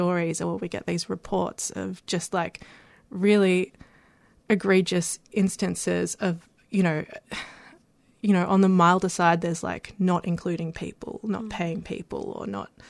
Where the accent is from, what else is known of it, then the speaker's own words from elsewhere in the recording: Melbourne, Victoria, Australia; also born or lived in Canberra; I grew up in Melbourne, but I also spent a lot of my childhood in Canberra.